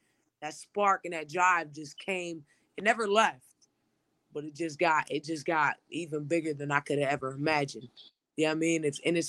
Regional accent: Springfield, Massachusetts, United States; also born or lived in Chicopee; I am from Springfield, Mass. I grew up half in Springfield, half in Chicopee, Mass.

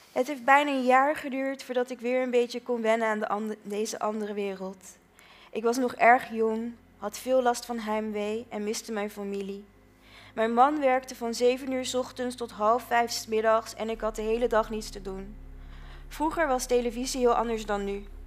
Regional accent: Netherlands; de trots zijn van Nederlander zijn, dat ben ik ook

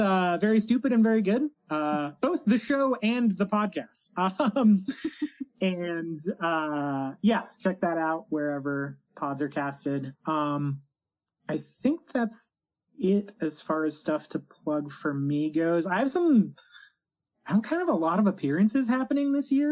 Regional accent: Bakersfield, California, United States; owned and operated several car dealerships in my hometown of Bakersfield, California

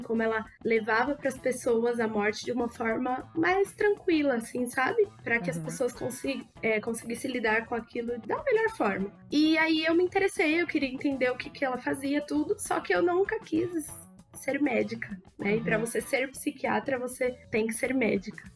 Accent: São Paulo, Brazil; also born or lived in Mogi das Cruzes; eu sou da Zona Norte de São Paulo, mas na verdade estudei em Mogi das Cruzes e voltei pra Zona Norte

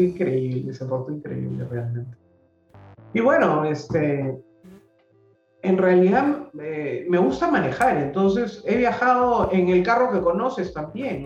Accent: Lima, Peru; also born or lived in Miraflores, Lima; yo nací en Surco

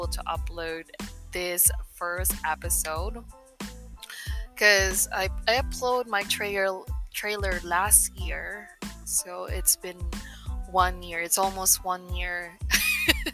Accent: Philippines; English is a second language; I am a Filipina, or I can say a Filipino that lives in the Philippines for almost 26 years. Yeah, I never, you know, left the country

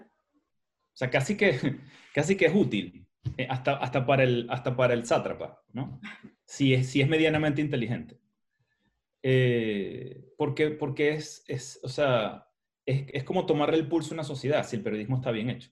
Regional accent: Maracaibo, Zulia, Venezuela; yo como soy maracucho

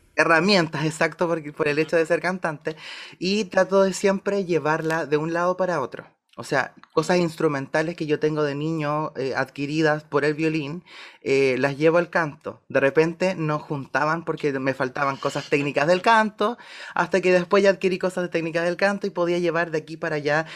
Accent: Valdivia, Los Ríos, Chile; moved away as an adult; yo nací en Valdivia, soy de Valdivia y viví 17 años en Valdivia

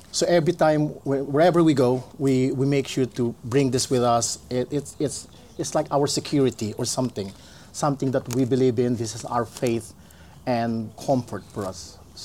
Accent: Philippines; moved away as an adult; now in Aylesbury, United Kingdom; I am youngest of seven children, so grew up in Philippines.

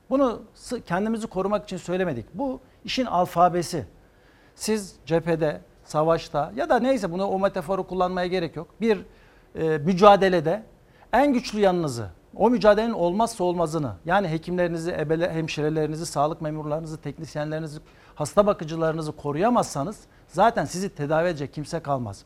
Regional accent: Antakya, Hatay, Turkey; Antakya doğumluyum 1966

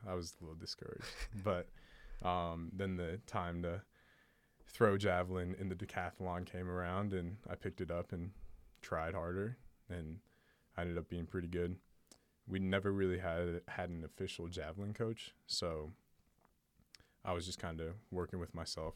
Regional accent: Portland, Oregon, United States; I grew up in Portland, Oregon

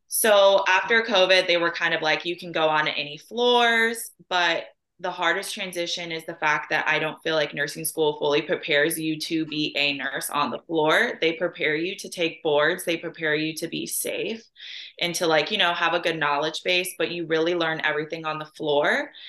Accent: Chicago, Illinois, United States; also born or lived in Austria; now in St. Louis, United States; And then I lived up in the Chicago area for a majority of my life. Um, and then I moved to St. Louis.

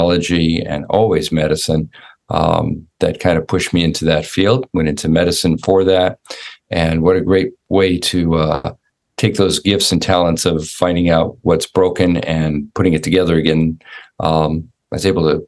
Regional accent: Los Angeles, California, United States; also born or lived in Orlando, Florida; now in Jackson, Tennessee, United States; I grew up in Los Angeles, California, in a little suburb called Sherman Oaks

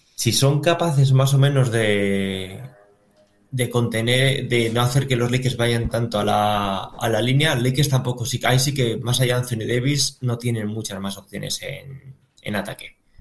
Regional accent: León, Castile and León, Spain

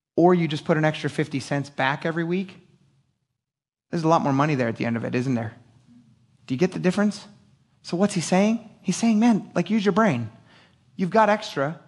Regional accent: Philadelphia, Pennsylvania, United States; I'm an idiot from Philadelphia

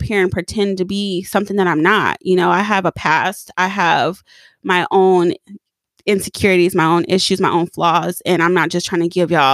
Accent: Pomona, California, United States; moved away; I grew up in Pomona, and a lot isn't really going down in Pomona besides like Pimpin Hoeing and the fair.

